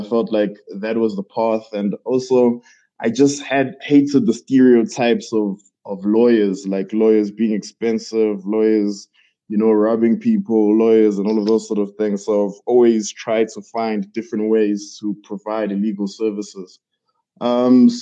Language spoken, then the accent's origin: English; Pietermaritzburg, KwaZulu-Natal, South Africa; moved away as an adult; now in Johannesburg, South Africa; I'm from Pietermaritzburg, a small town in KZN. I moved to Johannesburg, I believe, in 2017